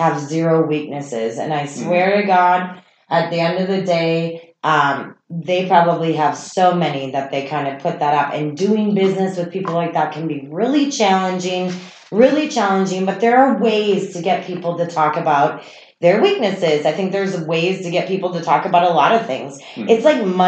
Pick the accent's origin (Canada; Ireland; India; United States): United States; Minnesota; accent: Minnesota; I'm from Minnesota. But yes, not just when I drink, but when I get really passionate about something, the Minnesota accent definitely comes more out.